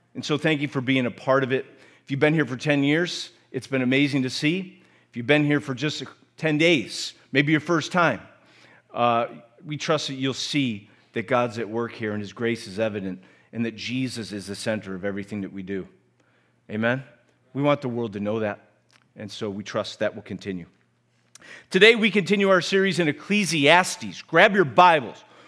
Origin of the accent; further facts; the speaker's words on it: United States; accent: American; my American accent